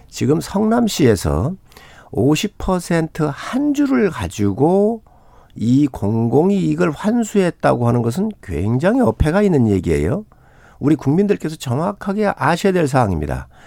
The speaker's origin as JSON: {"language": "Korean", "town": "Seosan", "region": "South Chungcheong", "country": "South Korea"}